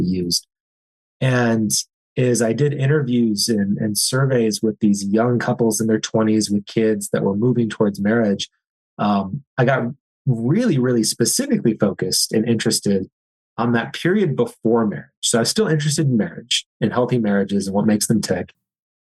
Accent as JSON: {"language": "English", "town": "Eau Claire", "region": "Wisconsin", "country": "United States", "tie": "born or raised there", "said": "I grew up in Western Wisconsin, a small town called Eau Claire. I grew up there my entire life"}